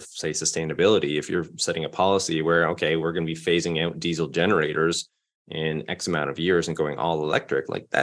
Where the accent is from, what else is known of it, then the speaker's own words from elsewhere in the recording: Canada; I'm from Canada, but I'd never been to Vancouver and never lived there